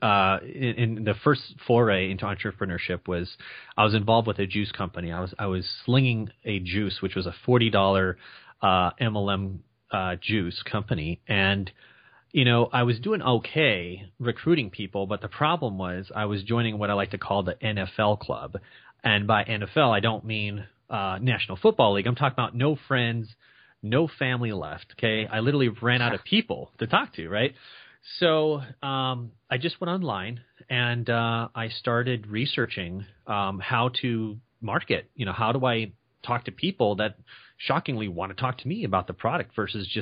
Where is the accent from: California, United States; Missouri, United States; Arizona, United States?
Arizona, United States; Phoenix; I grew up in Phoenix, Arizona, and I spent most of my life here in the desert